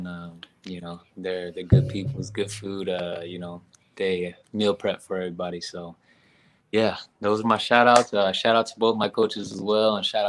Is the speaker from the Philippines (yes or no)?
yes; Philippines; Since I'm Filipino, man, I had to go with Pacquiao